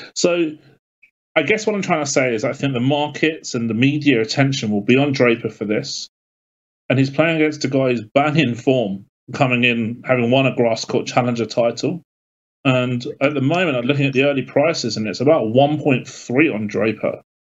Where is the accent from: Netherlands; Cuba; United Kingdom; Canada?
United Kingdom; being British